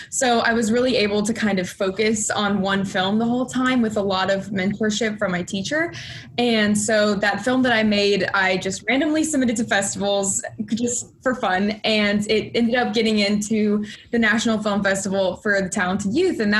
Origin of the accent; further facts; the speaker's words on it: Houston, Texas, United States; moved away as an adult; now in New York, United States; I was originally born in Houston, Texas, so I traveled a little far for college.